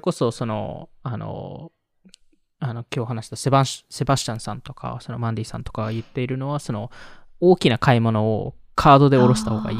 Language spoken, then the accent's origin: Japanese; Japan; also born or lived in United States; 半分アメリカ育ち、半分日本育ちで、